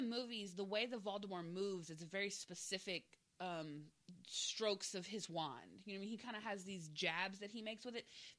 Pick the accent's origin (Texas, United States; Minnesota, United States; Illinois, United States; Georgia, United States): Texas, United States; moved away as an adult; I'm from Texas, so we run on Central Time my whole life.